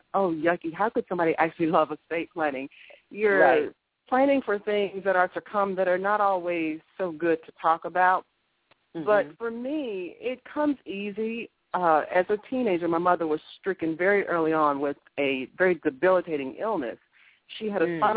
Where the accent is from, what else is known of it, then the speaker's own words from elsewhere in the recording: Augusta, Georgia, United States; moved away as an adult; also born or lived in Miami, Florida; Born and raised in Augusta, Georgia